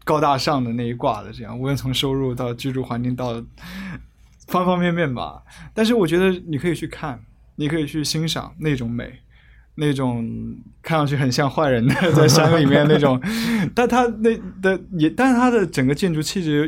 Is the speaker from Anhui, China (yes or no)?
yes; Hefei, Anhui, China; now in Hong Kong; 啊、是是安徽的，但是我住在香港，住了很多年，我就我我还蛮避免说我是哪里人的